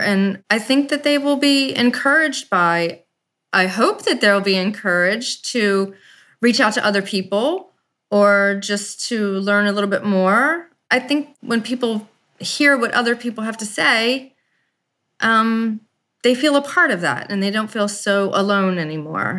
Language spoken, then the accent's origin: English; Baltimore, Maryland, United States; I'm from Baltimore, Maryland